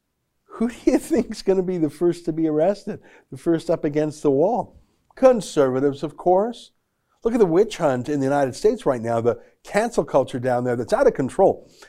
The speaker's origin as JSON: {"language": "English", "country": "Canada", "said": "as we are Canadian and we're headquartered here."}